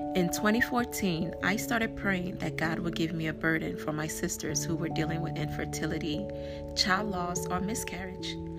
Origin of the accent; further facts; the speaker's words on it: Nigeria; As a Nigerian